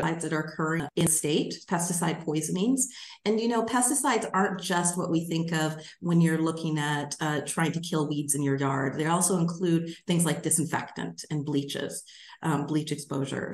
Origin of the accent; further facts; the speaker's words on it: Alaska, United States; now in Michigan, United States; I grew up in Alaska